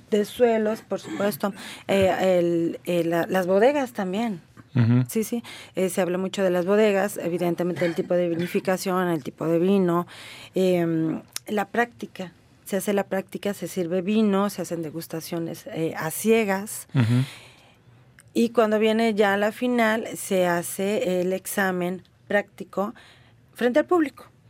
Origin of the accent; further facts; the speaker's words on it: Guanajuato, Mexico; de Guanajuato, de mi estado de donde yo vengo